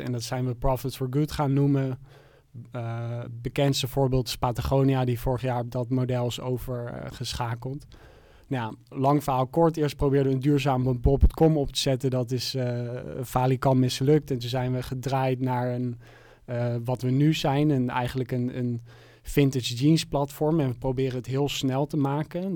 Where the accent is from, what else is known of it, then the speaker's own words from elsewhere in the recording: Amsterdam, North Holland, Netherlands; ik kom uit Amsterdam